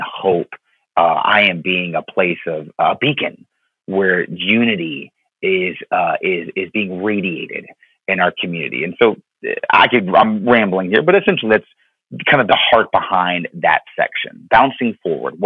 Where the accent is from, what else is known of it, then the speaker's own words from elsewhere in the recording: Florida, United States; my time growing up in Florida